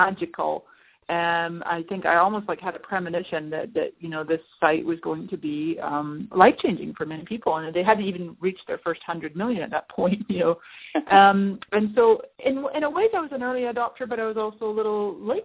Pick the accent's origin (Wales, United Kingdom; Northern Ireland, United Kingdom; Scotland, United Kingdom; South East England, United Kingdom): Scotland, United Kingdom; moved away as an adult; also born or lived in Canada; now in San Diego, United States; I am Scottish-Canadian. I was born in Canada. I spent 20 years in Scotland